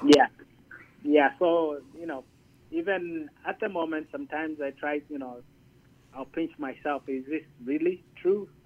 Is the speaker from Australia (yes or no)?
no; Zambia; moved away as an adult; also born or lived in Gaylord, Michigan / Detroit, Michigan / Minot, North Dakota; now in United States; I'm originally from Zambia